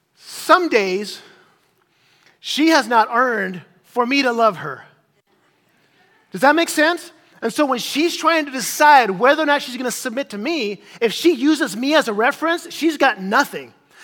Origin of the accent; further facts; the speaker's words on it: Chile; As some of you guys know, I grew up in Chile as a missionary kid in South America, in Chile.